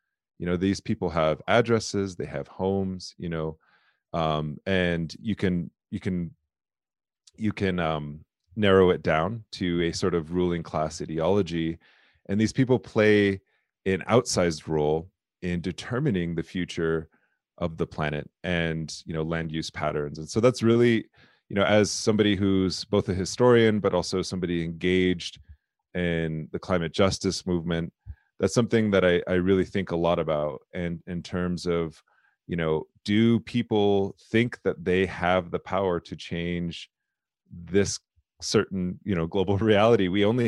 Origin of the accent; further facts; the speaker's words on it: South Dakota, United States; I'm Lakota, I'm from the Lakota people. My tribe is the Lower Bruce Sioux tribe.